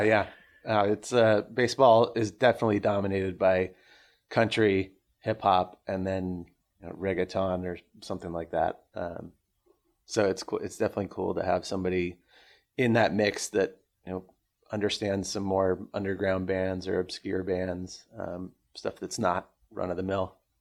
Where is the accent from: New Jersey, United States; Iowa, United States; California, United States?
California, United States; Orange County; I grew up in Orange County